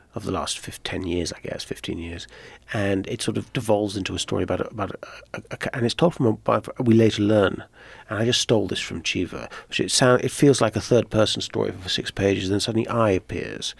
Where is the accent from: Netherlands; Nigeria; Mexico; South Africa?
Netherlands; also born or lived in Ireland; now in United States; my father's Irish, I was born in Ireland, but my, but I grew up mainly in Holland